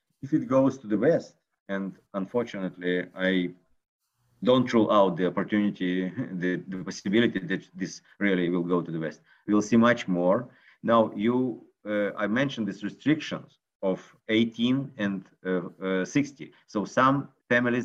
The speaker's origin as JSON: {"language": "English", "country": "Israel", "said": "I'm from Israel"}